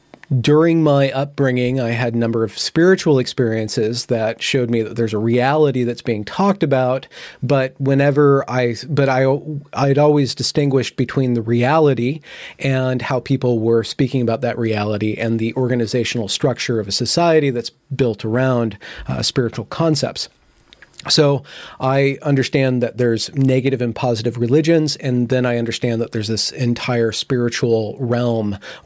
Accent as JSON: {"language": "English", "town": "Loomis", "region": "California", "country": "United States", "tie": "born or raised there", "also_born_or_lived": "Rocklin", "said": "So I grew up in California, moving around from one place to another, to another, to another."}